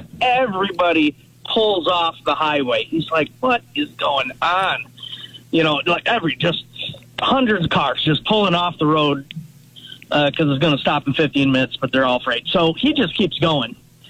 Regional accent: Wisconsin, United States; I grew up in Wisconsin

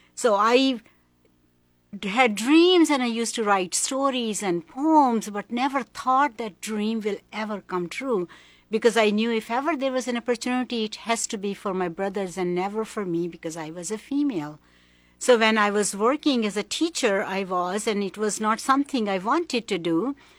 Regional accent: Pakistan; moved away as an adult; also born or lived in Hong Kong / Philippines; I was born in Pakistan. My first early twenty years, I was in Pakistan.

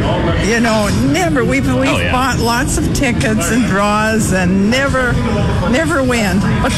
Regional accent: Langenburg, Saskatchewan, Canada; Lanchenburg, Saskatchewan.

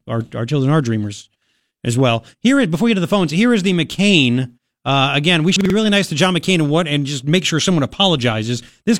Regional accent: Long Island, New York, United States; moved away; I'm from Long Island, man.

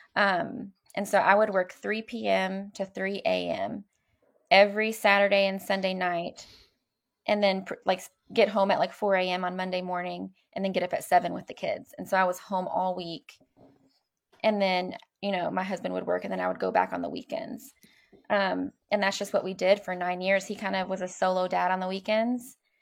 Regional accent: Louisville, Kentucky, United States; I grew up here in Louisville

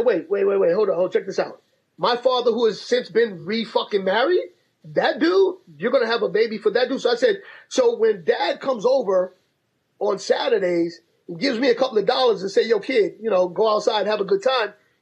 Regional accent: New York City, New York, United States; now in Massachusetts, United States; I grew up in Harlem in the projects

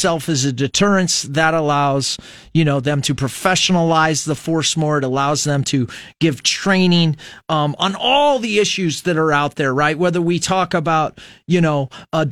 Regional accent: United States; I'm an American

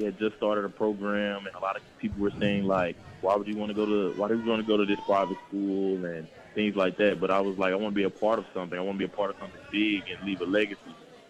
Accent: Tennessee, United States; I wanted to play for my home state. I didn't want to leave. So I feel like a lot of guys in Memphis feel that way

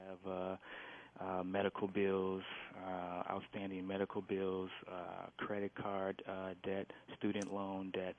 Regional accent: Minneapolis, Minnesota, United States; moved away as an adult; also born or lived in St. Paul / New York; I grew up grew up in North Minneapolis

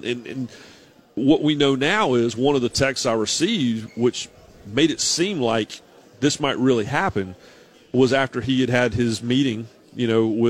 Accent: Raleigh, North Carolina, United States; and I grew up in Raleigh

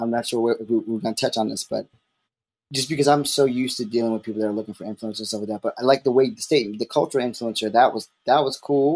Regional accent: Baltimore, Maryland, United States; I'm from Baltimore, so it's a slight accent

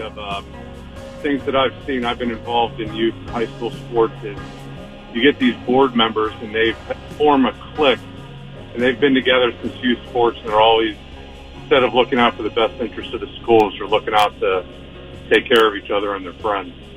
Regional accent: Beaver County, Pennsylvania, United States; I grew up in Beaver County here, played Rochester football

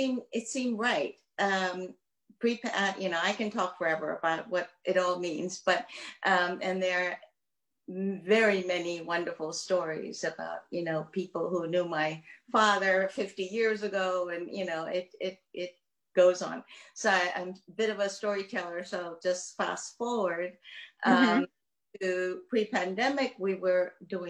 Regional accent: Myanmar; moved away; I am from Burma

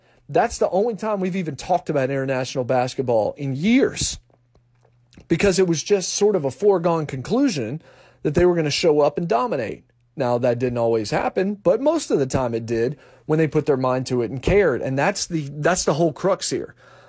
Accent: United States; my vantage point as an American.

